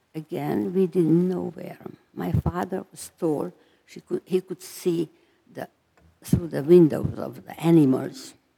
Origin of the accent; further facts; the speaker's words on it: Transylvania, Romania; moved away; I was born in Romania, Transylvania